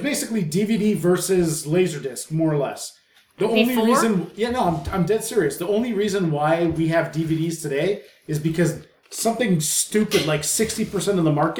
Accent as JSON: {"language": "English", "country": "Canada", "said": "I'm from Canada."}